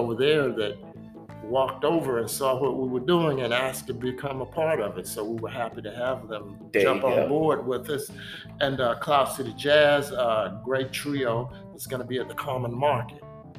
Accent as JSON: {"language": "English", "town": "Rock Hill", "region": "South Carolina", "country": "United States", "tie": "born or raised there", "said": "I grew up on Crawford Road."}